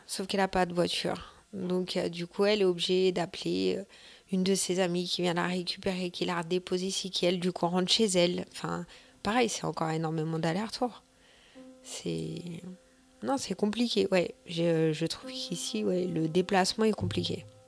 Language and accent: French; Vitry-sur-Seine, Île-de-France, France; moved away as an adult; now in Pussay, France; Je viens de Vitry-sur-Seine, euh, qui est bah, une très grosse ville